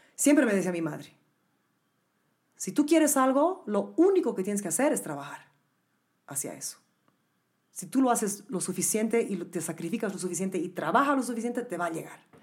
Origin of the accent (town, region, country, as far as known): Bolivia; moved away as an adult; now in New York City, United States